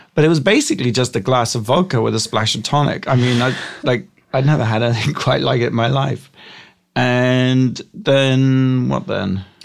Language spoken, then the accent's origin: English; Gosport, South East England, United Kingdom; moved away as an adult; now in United States; I grew up in England.